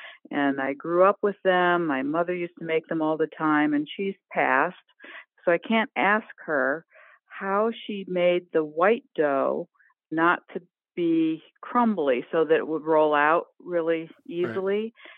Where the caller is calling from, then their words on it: Westport, New York, United States; Hey, I'm in Westport, New York.